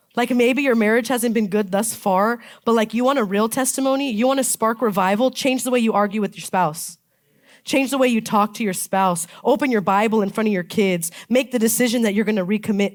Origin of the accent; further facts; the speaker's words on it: Palm Springs, California, United States; I'm from Palm Springs, and so they call it a bowl. We live in this bowl